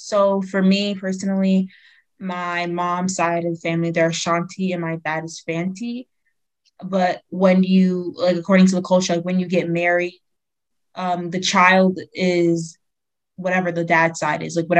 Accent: United States; also born or lived in Ghana; I was raised in the States as well. I was just born there.

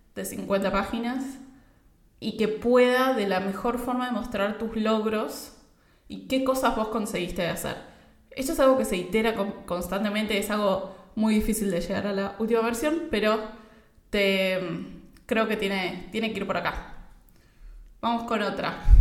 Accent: Argentina; yo soy de Argentina

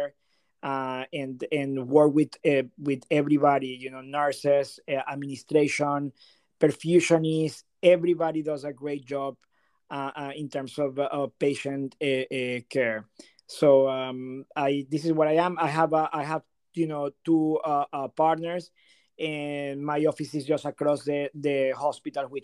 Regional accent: Venezuela; moved away as an adult; also born or lived in New Haven, Connecticut / Pittsburgh / Burlington, Massachusetts; now in Delray Beach, United States; I'm originally from Venezuela

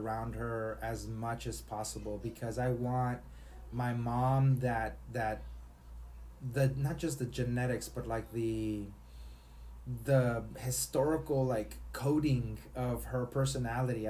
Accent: Matamoros, Tamaulipas, Mexico; growing up in Matamoros, Mexico

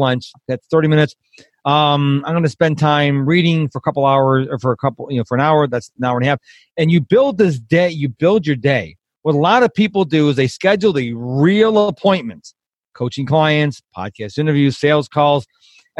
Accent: Rochester, New York, United States; now in Texas, United States; I was raised in the house. I'm originally from Rochester, New York

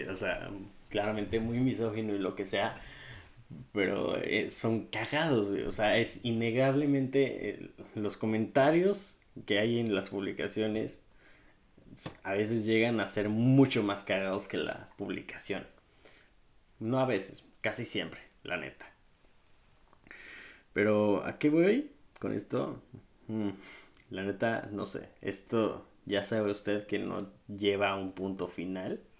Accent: Mexico City, Mexico; Yo nací en la Ciudad de México, en la delegación Benito Juárez, específicamente. Viví en la en la delegación Coajimalpa

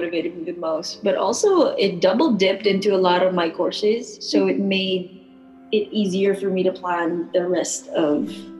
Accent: Laguna, Calabarzon, Philippines; first language Tagalog; English is a second language; now in Hawaii, United States; So I was born in Laguna and I was raised there. We moved here about Laguna. But then my mom is from Manila and my dad is from the province of Pampanga.

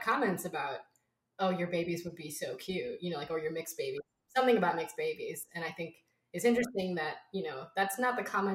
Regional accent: Wisconsin, United States; I grew up in Wisconsin, which is a very white, Midwestern, very cold place

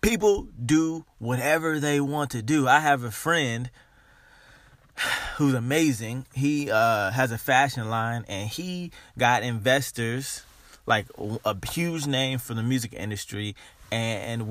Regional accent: Dayton, Ohio, United States; Growing up in Dayton, Ohio

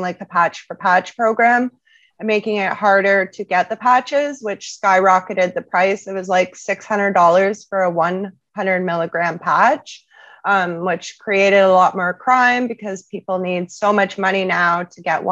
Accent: Sarnia, Ontario, Canada; I'm originally from Sarnia, Ontario.

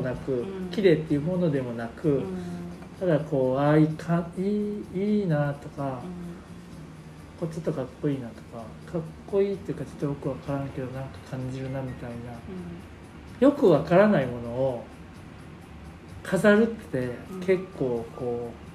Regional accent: Wakayama, Japan; 僕和歌山出身なんで

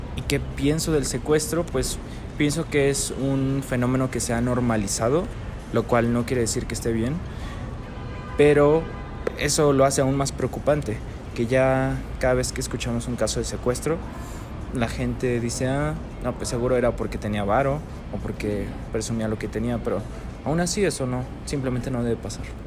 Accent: Chiapas, Mexico; now in Mexico City, Mexico; yo soy de Chiapas y cuando vine aquí

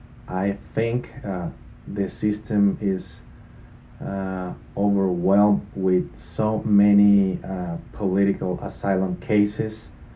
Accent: Venezuela; English is a second language; moved away as an adult; now in Tulsa, United States; I'm originally from Venezuela, but I consider myself as an Okie right now.

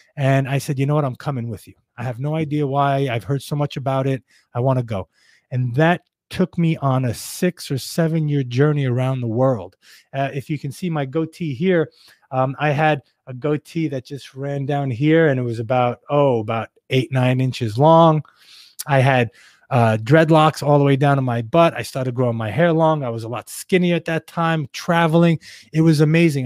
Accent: New York City, New York, United States; growing up in Brooklyn, in uh, in a you know not best part of Brooklyn

